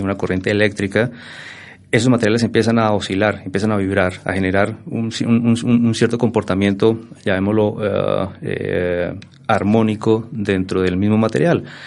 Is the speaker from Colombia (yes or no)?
yes; Boyacá, Colombia; moved away as an adult; also born or lived in Bogotá; yo soy boyacense de pura raza, como dice la canción. nací por allá ya hace algunos, algunos octubres atrás. Mm, egresado del Colegio Nacional de Sugamuxi, un colegio referente en Boyacá